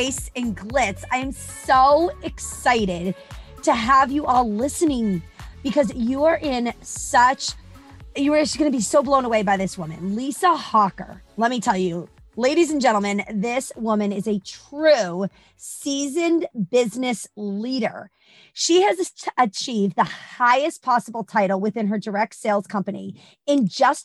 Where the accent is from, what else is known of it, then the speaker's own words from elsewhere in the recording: Boston, Massachusetts, United States; I'm originally from Boston